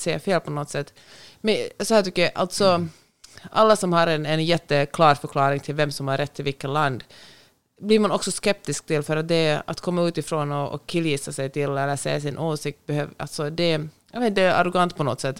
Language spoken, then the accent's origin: Swedish; Finland; also born or lived in Sweden; now in Los Angeles, United States; hemma i Finland